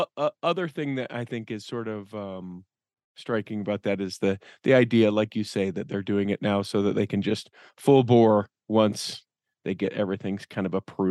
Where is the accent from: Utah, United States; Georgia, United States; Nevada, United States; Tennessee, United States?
Utah, United States; Taylorsville; I'm from Taylorsville. Good to see you from the other side of the room.